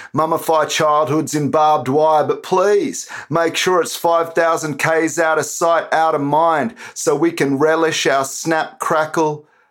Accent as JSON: {"language": "English", "country": "Australia", "tie": "born or raised there", "said": "I was born and raised in Australia"}